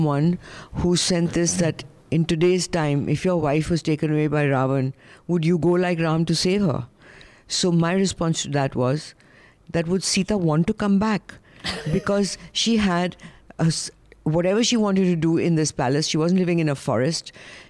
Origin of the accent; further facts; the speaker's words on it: India; accent: Indian; my Indian accent.